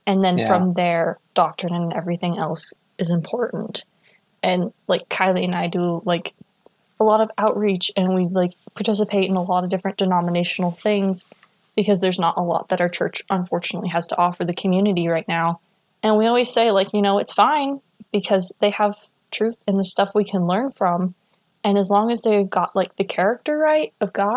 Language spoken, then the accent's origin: English; Idaho, United States; I grew up in Idaho